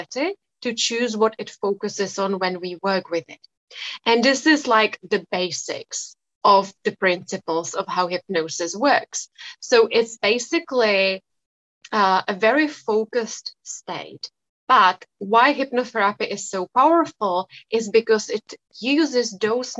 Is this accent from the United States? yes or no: no; Czechia; I come from the Czech Republic. So it is a Czech name